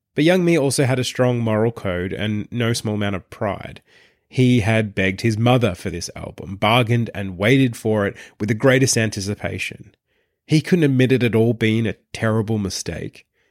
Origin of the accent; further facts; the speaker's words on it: Traralgon, Victoria, Australia; my hometown of Terrelgan